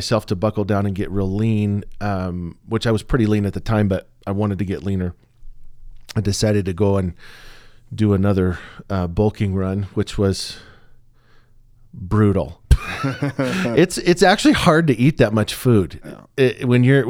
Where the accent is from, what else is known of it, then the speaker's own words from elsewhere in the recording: Pacific Northwest, United States; I was raised in the Northwest, spent all of my adult life up until the last few years in the Northwest, and coffee in the Northwest is a religion.